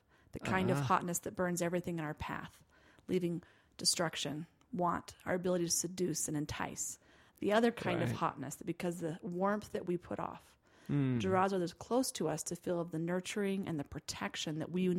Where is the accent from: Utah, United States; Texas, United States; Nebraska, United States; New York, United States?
Utah, United States; Provo; Well, I'm from a little town called Provo, and my dad's a truck driver. So I like to say I was raised in two extremes, truck stops in Provo, Utah.